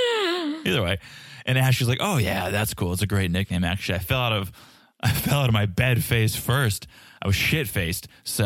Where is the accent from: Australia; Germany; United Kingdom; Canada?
Canada; Yeah, because we're all Canadian, right? We're going to be chill about this.